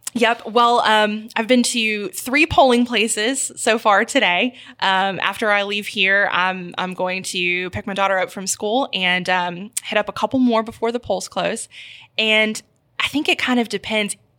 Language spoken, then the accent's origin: English; Memphis, Tennessee, United States; also born or lived in Houston, Texas / Indiana; I moved to Memphis when I was nine, actually, so the, all my family is from here, but I lived in Houston for a while